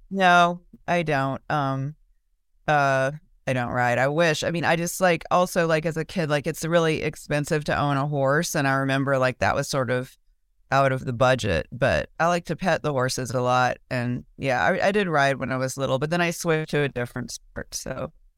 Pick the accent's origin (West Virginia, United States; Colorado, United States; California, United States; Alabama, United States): Alabama, United States; Mobile; moved away as an adult; now in Austin, United States; when I grew up in Mobile, um, I went to public school